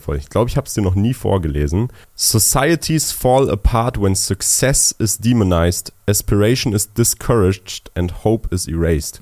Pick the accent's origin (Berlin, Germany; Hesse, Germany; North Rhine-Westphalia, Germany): Berlin, Germany; first language German; also born or lived in Switzerland; Ich bin in Berlin geboren, aufgewachsen